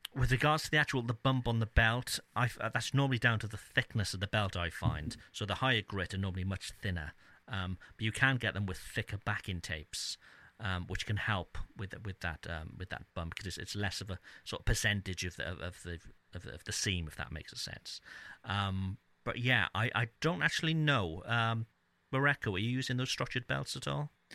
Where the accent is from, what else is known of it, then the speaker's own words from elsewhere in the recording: Cardiff, Wales, United Kingdom; my hometown of Cardiff